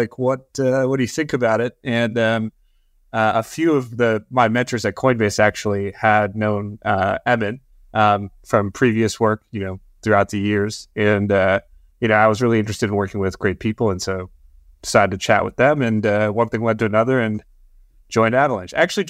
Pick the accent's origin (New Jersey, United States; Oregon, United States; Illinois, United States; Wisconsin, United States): Wisconsin, United States; So, I actually grew up far away from all this stuff. I grew up in Wisconsin. You know, I didn't grow up on a farm per se, but I certainly didn't grow up in the big city.